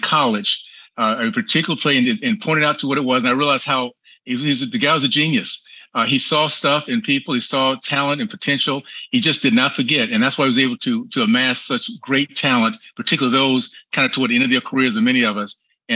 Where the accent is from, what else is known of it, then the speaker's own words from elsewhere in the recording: Tallahassee, Florida, United States; I grew up in Tallahassee, Florida